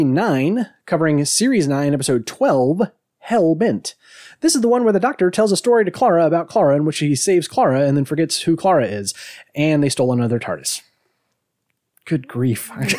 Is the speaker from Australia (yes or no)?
yes; Australia; I'm like, I'm sorry, is my Scottish accent wrong? I'm Australian.